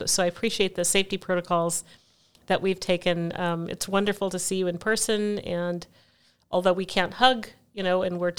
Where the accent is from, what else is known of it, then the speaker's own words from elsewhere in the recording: Portland, Oregon, United States; also born or lived in Eugene / Venezuela / Mexico / Washington, D.C.; I was born here in Portland, Oregon, spent my early years here in Portland and Eugene, Oregon, Venezuela, Mexico, Washington, D.C. So my family moved around a lot.